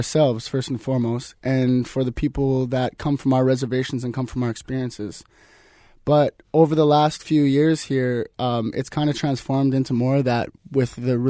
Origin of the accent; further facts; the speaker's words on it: Kitimat, British Columbia, Canada; So we grew up on the Rez. We grew up about like a 5-minute walk from each other. And when we grew up on the Rez, we grew up like free. There was like no boundaries with living on the Rez. We got to roam free. And with roaming free in Kitimat